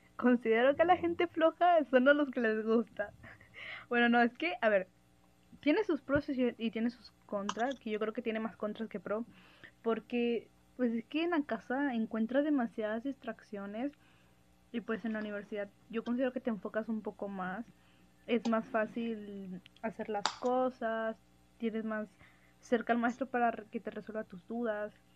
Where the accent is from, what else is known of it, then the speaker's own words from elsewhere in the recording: Mexico; Yo soy de México